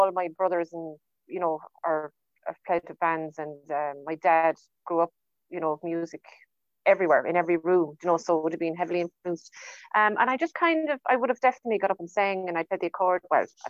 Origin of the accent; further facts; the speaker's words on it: Portumna, Connacht, Ireland; also born or lived in San Francisco; now in Oranmore, Ireland; I'm in Oranmore. I'm living in Oranmore, but I'm from Portumna. Yeah, so I live in Oranmore.